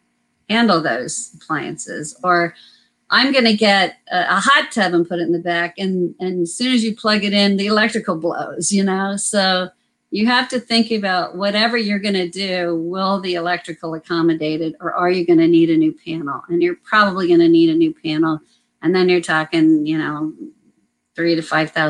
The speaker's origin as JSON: {"language": "English", "country": "United States", "tie": "born or raised there", "moved": "as an adult", "lives_now": "California, United States", "said": "I grew up right outside of Washington, D.C."}